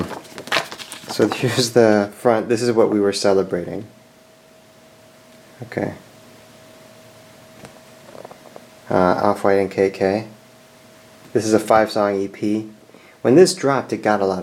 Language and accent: English; Springfield, Illinois, United States; moved away as an adult; also born or lived in Chicago, Illinois / Japan; here in my hometown of Springfield, Illinois